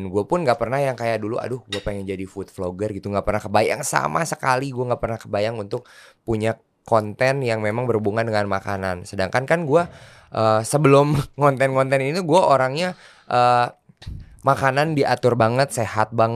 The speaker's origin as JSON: {"language": "Indonesian", "region": "West Java", "country": "Indonesia", "tie": "born there", "said": "salah satu cemilan Eh, dari kota kelahiran gue, maksudnya tanah Sunda"}